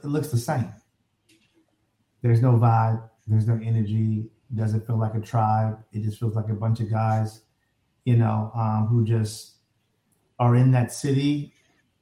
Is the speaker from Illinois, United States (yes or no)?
yes; Chicago, Illinois, United States; I'm from a certain side of Chicago, south side, where it's, we tilt a little to the left.